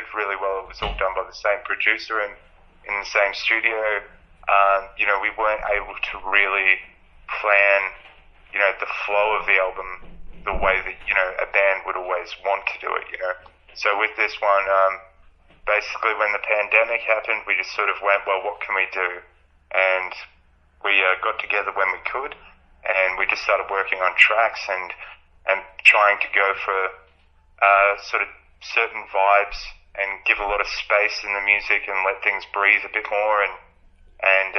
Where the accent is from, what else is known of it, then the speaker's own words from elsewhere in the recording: Albury-Wodonga, Australia; we are from Albury Wodonga